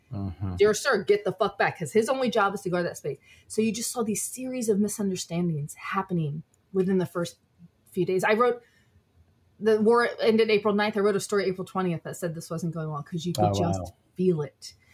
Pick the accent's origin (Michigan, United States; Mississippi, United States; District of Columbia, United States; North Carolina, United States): District of Columbia, United States; Washington; also born or lived in New York City area; if you grew up in D.C.